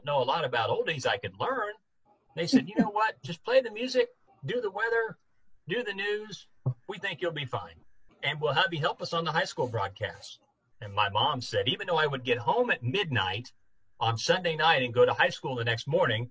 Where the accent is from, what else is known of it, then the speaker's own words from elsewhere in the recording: Cahokia, Missouri, United States; moved away; I grew up in Northeast Missouri